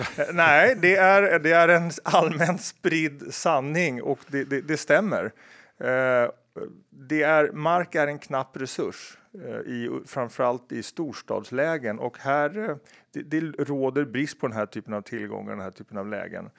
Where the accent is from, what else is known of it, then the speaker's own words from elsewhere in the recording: Stockholm, Stockholm County, Sweden; när jag växte upp på Kungsholmen